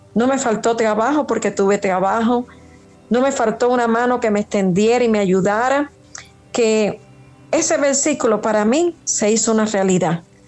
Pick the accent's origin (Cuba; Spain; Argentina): Cuba; Trinidad, Sancti Spíritus; now in Havana, Cuba; Soy de Trinidad, pero estoy viviendo aquí en La Habana